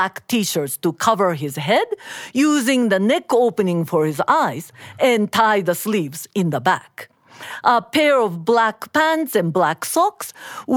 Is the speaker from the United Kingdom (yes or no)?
no; Osaka, Japan; moved away as an adult; now in Massachusetts, United States; I grew up in Osaka, Japan, and came to Massachusetts in mid-80s as an exchange student to the University of Massachusetts